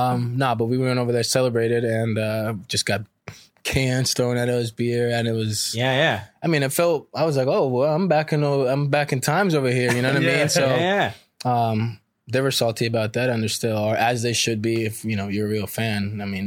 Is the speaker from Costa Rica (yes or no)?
yes; Costa Rica; growing up in Costa Rica, that's the big price right there.